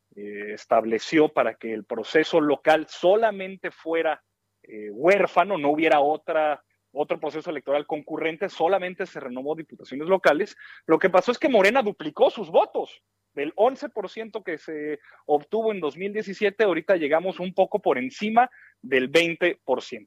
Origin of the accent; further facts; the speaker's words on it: Torreón, Coahuila, Mexico; aquí en mi tierra, en Torreón